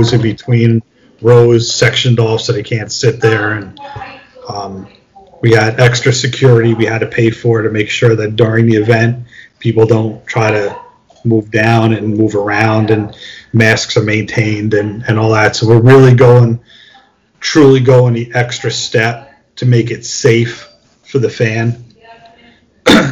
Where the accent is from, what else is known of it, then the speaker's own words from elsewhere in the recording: New York, United States; I'm a New York guy